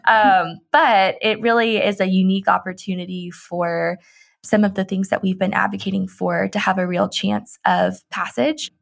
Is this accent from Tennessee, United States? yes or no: yes; Tennessee, United States; I grew up in Tennessee, and we always had S E C football